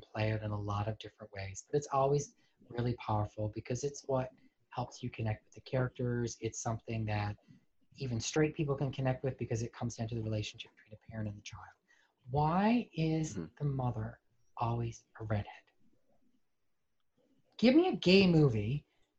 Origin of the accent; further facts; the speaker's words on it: Newfoundland and Labrador, Canada; moved away; I grew up in Newfoundland.